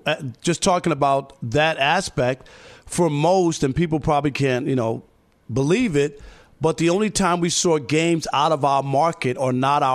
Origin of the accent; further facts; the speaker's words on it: New York, United States; me growing up in New York